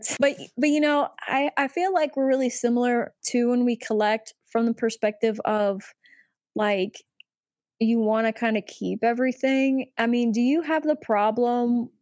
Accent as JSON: {"language": "English", "town": "Chicago", "region": "Illinois", "country": "United States", "said": "I'm from the Chicago area"}